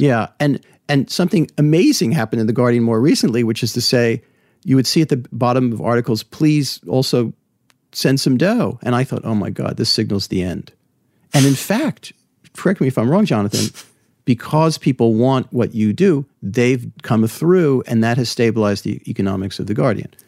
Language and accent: English; New Jersey, United States; now in New York, United States; I grew up in New Jersey